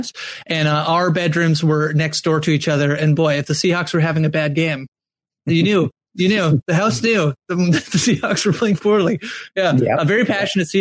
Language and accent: English; Canada; As a Canadian